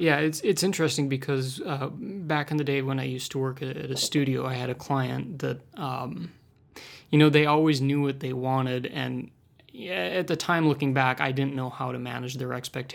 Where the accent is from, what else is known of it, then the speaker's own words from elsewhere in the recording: Milwaukee, Wisconsin, United States; I'm from Milwaukee, Wisconsin, just up the road from Jessica here.